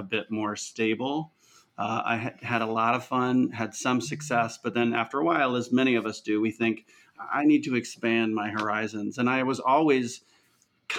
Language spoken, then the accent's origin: English; Vero Beach, Florida, United States; moved away as an adult; now in New York City, United States; I started as a kid at 16 acting in my hometown in Vero Beach, Florida